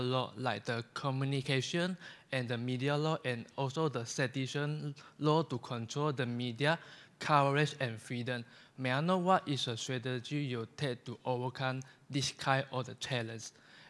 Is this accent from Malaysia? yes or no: yes; Malaysia; English is a second language; from Malaysia.